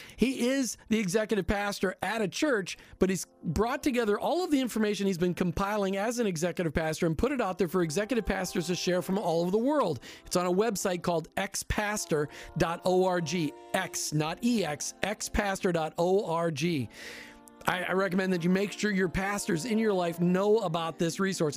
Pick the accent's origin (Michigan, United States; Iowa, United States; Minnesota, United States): Minnesota, United States; Minneapolis; I grew up in the Free Church in Minneapolis